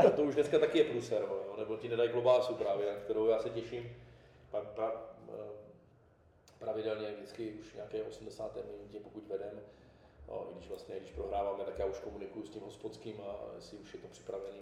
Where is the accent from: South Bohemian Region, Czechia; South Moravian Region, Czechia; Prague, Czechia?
South Moravian Region, Czechia; Brno; z paneláku jsem vyrůstal v Židednicích